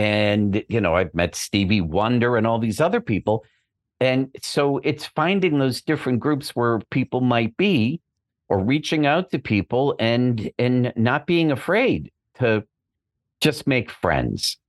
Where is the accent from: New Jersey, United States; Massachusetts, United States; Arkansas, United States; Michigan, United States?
Massachusetts, United States; Boston; moved away as an adult; now in Los Angeles, United States; I'm from Boston originally, but I've been out here, uh, over twenty years